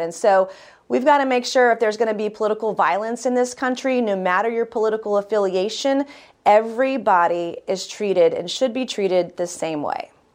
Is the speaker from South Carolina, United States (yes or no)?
yes; South Carolina, United States; I'm proud of my home state of South Carolina.